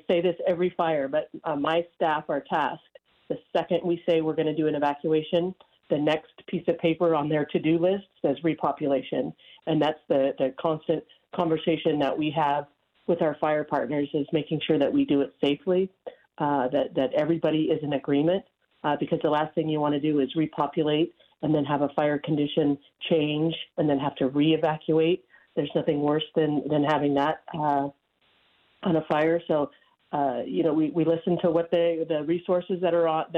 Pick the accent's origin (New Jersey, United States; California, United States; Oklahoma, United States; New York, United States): California, United States; Nevada County; this is my hometown. I don't have really any other context outside of Nevada County